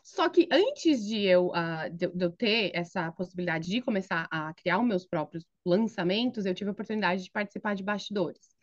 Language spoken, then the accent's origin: Portuguese; São Paulo, Brazil; moved away as an adult; also born or lived in Philadelphia area, United States; now in Philadelphia, United States; eu sou paulista da Gema, Uh, cresci e me criei em São Paulo